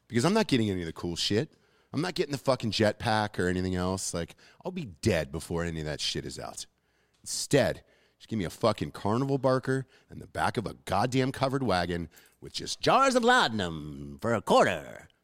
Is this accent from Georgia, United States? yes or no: yes; Atlanta, Georgia, United States; I'm from Atlanta